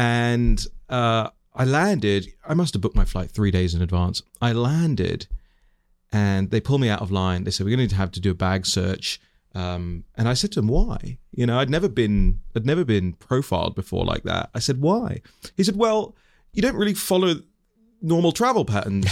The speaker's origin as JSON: {"language": "English", "region": "London", "country": "United Kingdom", "tie": "born or raised there", "moved": "yes", "said": "I was born and raised in West London to, um, Tanzanian, uh, Indian immigrant parents"}